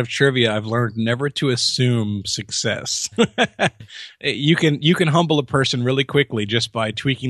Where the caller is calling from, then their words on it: Jacksonville, Florida, United States; I'm in Jacksonville, Florida. That's where we base our show out of, yeah.